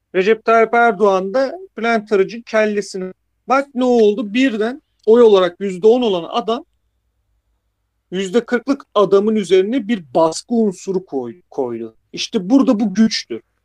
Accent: Black Sea Region, Turkey; ben de Karadenizliyim

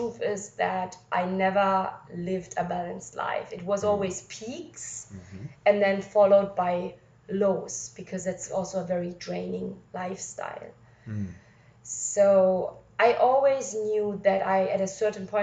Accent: Wuppertal, North Rhine-Westphalia, Germany; I've been born and raised in a city called Wuppertal in Germany

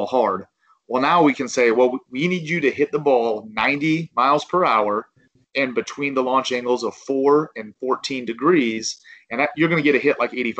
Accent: Ozark, Missouri, United States; it is my hometown

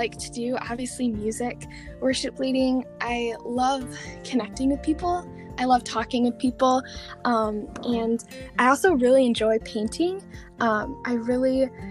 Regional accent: Michigan, United States; I've been born and raised in Michigan

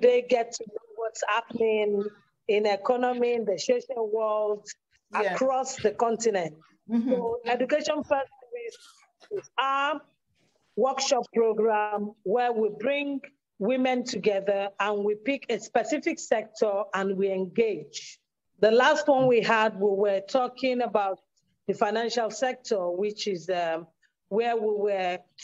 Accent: Nigeria; I'm a Nigerian, a very proud African

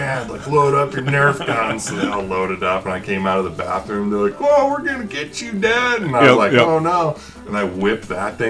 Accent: Montana, United States; I grew up in Montana.

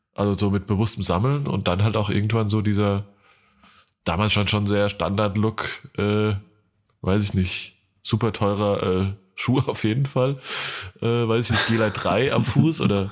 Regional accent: Hesse, Germany; moved away; in meiner Heimat

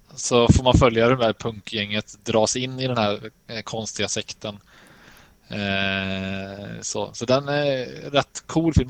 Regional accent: Sweden; som mesig svensk

